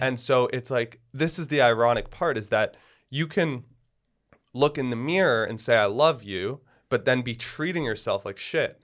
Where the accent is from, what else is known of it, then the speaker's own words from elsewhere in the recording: Toronto, Ontario, Canada; moved away; I grew up in Toronto